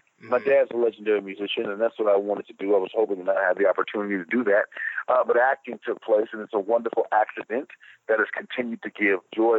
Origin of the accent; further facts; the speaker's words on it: Los Angeles, California, United States; I'm from Los Angeles, California. Okay. A beautiful place. Not very many people are actually born and raised in Los Angeles, but I am.